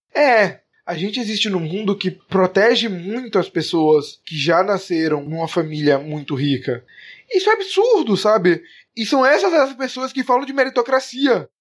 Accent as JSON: {"language": "Portuguese", "country": "Brazil", "said": "a gente é brasileiro"}